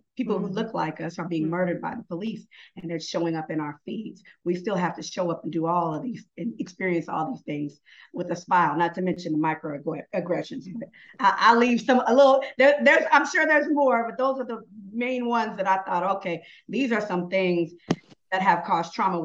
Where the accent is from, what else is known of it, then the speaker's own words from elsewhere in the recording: Tacoma, Washington, United States; now in Atlanta, United States; I'm based in Atlanta, but I'm from Tacoma, Washington